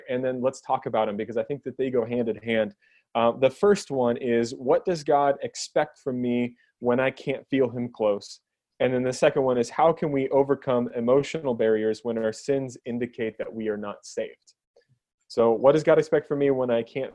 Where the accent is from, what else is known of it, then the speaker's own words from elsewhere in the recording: Keene, New Hampshire, United States; I'm from Keene, pastor at Elevate